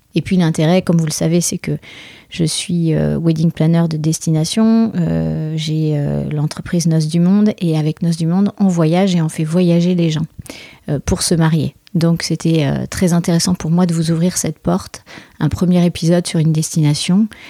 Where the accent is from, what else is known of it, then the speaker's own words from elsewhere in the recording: Bordeaux, Nouvelle-Aquitaine, France; je suis bordelaise aussi